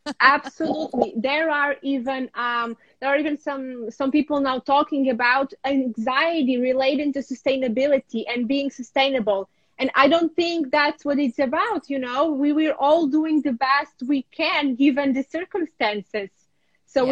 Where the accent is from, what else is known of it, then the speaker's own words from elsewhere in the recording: a small village around Lviv, Lviv Oblast, Ukraine; also born or lived in New York / Porto, Portugal; now in Portugal; I'm in my hometown. Um, this is where I was born in a small village around the big city of Lviv.